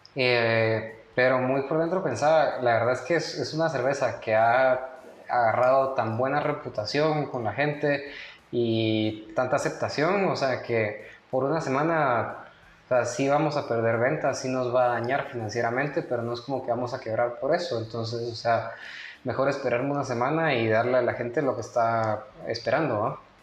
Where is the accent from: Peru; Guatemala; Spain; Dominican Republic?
Guatemala; somos los chapines